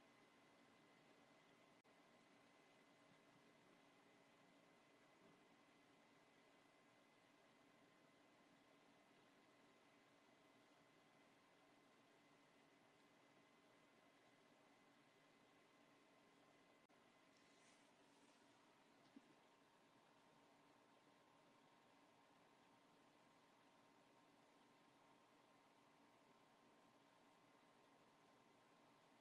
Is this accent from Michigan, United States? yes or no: yes; Detroit, Michigan, United States; now in Brooklyn, United States; I'm from Detroit originally